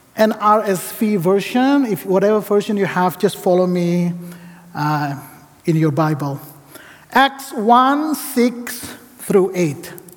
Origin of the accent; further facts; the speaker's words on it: Indonesia; moved away as an adult; now in Portland, United States; I come from Indonesia